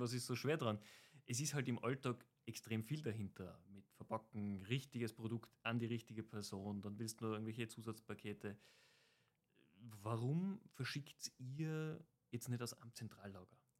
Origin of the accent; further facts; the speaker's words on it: Tyrol, Austria; als Tiroler